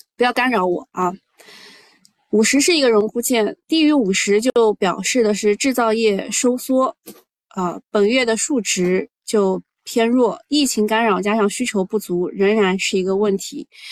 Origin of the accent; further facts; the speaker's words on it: China; 我们中国人